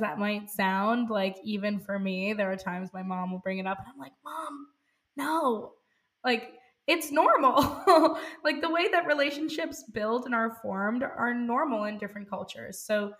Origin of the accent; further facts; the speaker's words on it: India; I'm Indian, and in India, it's totally normal to have things like arranged marriages.